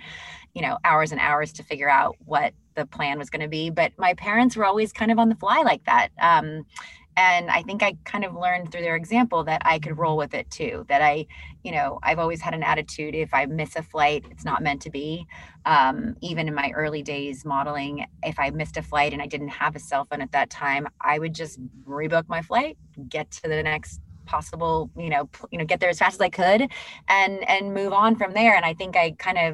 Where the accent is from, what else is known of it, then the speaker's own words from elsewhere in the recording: Northern California, United States; I grew up in Northern California